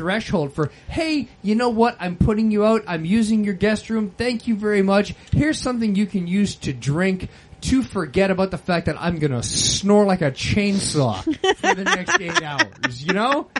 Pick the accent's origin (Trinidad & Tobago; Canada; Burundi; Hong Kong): Canada; Quebec; where I'm from Quebec, we have a brand like Hostess